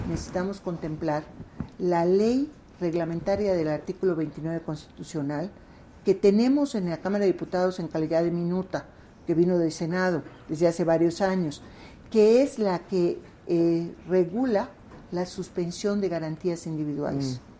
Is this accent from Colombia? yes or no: no; Yucatán, Mexico; also born or lived in Mexico City; now in Mérida, Mexico